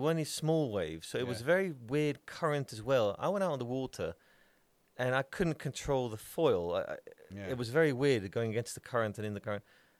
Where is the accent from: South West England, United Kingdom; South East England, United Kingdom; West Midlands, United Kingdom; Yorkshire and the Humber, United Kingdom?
Yorkshire and the Humber, United Kingdom; Bradford; I'm from Bradford.